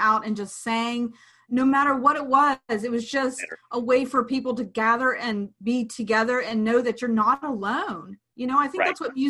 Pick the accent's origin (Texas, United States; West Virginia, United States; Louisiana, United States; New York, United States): West Virginia, United States; Clarksburg; Clarksburg, West Virginia, my hometown